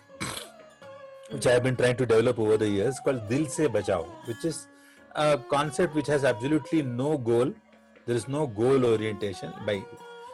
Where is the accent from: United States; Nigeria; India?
India; Varanasi, Uttar Pradesh; first language Hindi; English is a second language; naturally I was born into Hindi, because I was born in Benares. I had Hindi all across me.